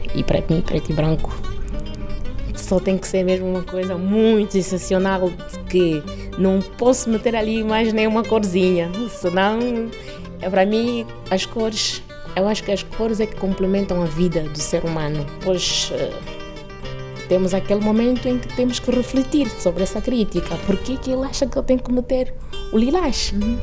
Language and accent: Portuguese; Bié, Angola; moved away as an adult; now in Lisbon, Portugal; nasci em Angola, especificamente na província do Bié. Vim para Portugal com 22 anos.